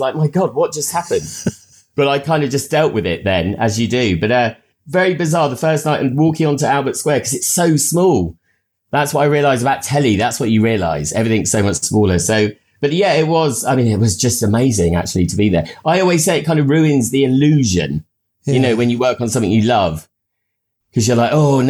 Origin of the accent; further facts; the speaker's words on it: Uckfield, South East England, United Kingdom; moved away as an adult; also born or lived in London; I grew up in Uckfield in Sussex, down on the south coast.